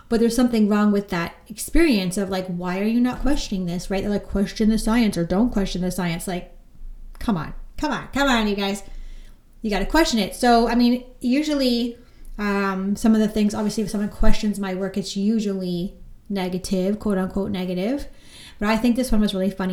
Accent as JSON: {"language": "English", "town": "Orangeville", "region": "Ontario", "country": "Canada", "moved": "yes", "lives_now": "Beaverton, Canada", "said": "I'm from Orangeville, but I currently live in Beaverton, Ontario."}